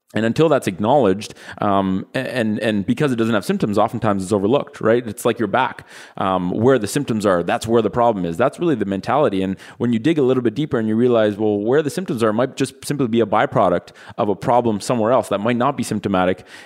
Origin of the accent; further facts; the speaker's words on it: Ottawa, Ontario, Canada; we're from Ottawa, which is the capital of Canada